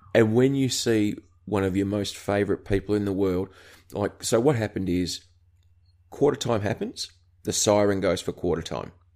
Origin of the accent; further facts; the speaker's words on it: Australia; accent: Aussie; being an Australian